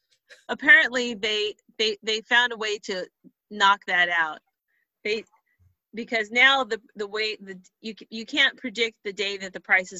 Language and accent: English; Fillmore, California, United States; I'm from Fillmore